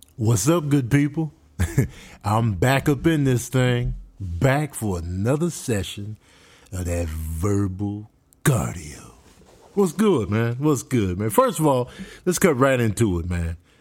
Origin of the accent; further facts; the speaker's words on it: Chicago, Illinois, United States; moved away; also born or lived in Clovis, New Mexico / Las Cruces, New Mexico; growing up in Chicago, I always had my armor on